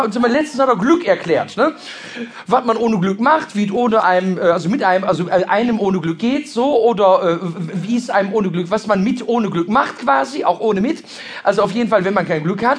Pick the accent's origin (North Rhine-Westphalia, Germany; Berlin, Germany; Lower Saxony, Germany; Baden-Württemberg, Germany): North Rhine-Westphalia, Germany; Ruhr area; bei uns im Ruhrgebiet